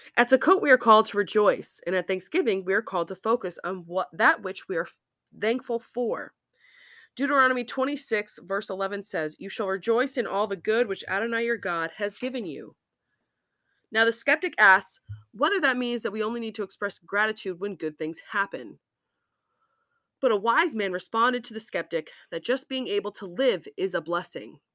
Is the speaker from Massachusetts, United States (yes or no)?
yes; Massachusetts, United States; moved away; also born or lived in Hawaii; Being from Massachusetts